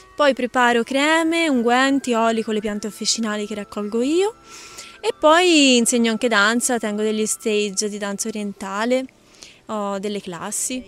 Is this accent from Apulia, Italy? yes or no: no; Pisa, Tuscany, Italy; moved away as an adult; now in Rethymno, Greece; Io vengo da Pisa e sono venuta qua dopo la mia laurea in scienze naturali